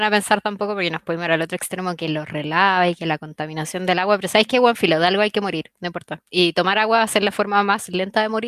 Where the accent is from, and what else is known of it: Chile; moved away